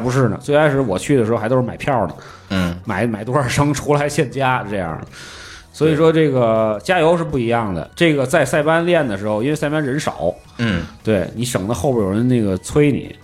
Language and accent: Chinese; Tianjin, China; accent: Tianjin dialect; now in Beijing, China; 可能那个口音还是有一点蹦了两句天津话